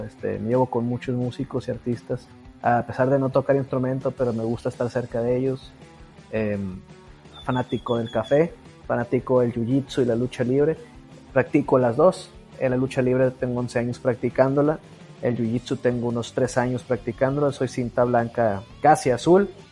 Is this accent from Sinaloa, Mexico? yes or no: yes; Culiacán, Sinaloa, Mexico; Yo nací aquí en Culiacán, Sinaloa.